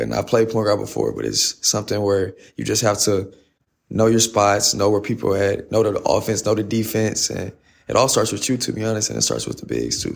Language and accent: English; Fort Worth, Texas, United States; moved away; I'm from Fort Worth, Texas. Um, I went to Nolan Catholic, uh, played varsity for four years there.